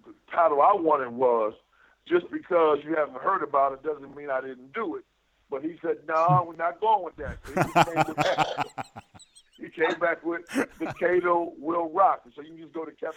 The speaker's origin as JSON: {"language": "English", "town": "Buffalo", "region": "New York", "country": "United States", "tie": "born or raised there", "moved": "yes", "said": "as a child growing up in Buffalo"}